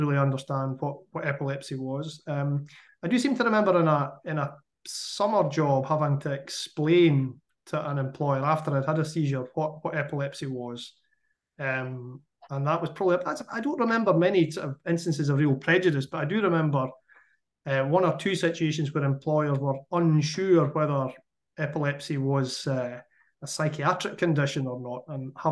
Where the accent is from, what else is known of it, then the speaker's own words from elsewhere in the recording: Scottish Borders, Scotland, United Kingdom; I grew up in the Scottish Borders